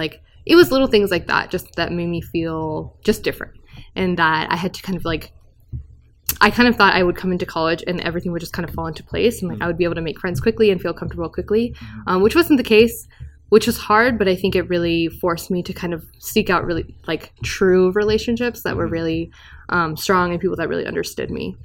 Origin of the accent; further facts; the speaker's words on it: California, United States; I was born in California